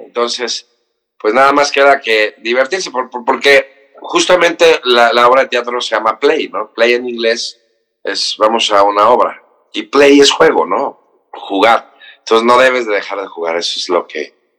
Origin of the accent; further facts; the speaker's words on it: Cancún, Quintana Roo, Mexico; now in Mexico City, Mexico; soy del, Distrito Federal, crecí en Cancún